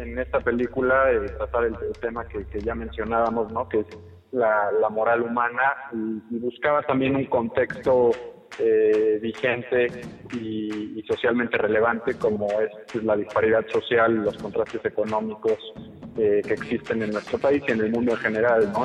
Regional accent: Mexico

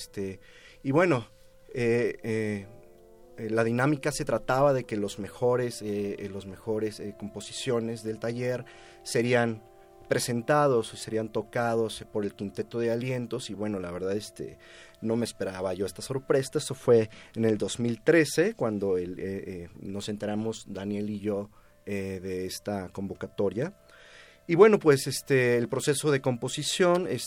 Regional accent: San Luis Potosí, Mexico; moved away as an adult; now in Mexico City, Mexico; yo vengo de la ciudad de San Luis Potosí, vine a estudiar composición aquí en la Escuela Nacional, ahora Facultad de Música de la UNAM

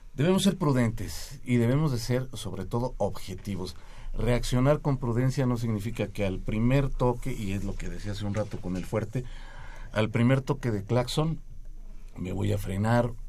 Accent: Mexico

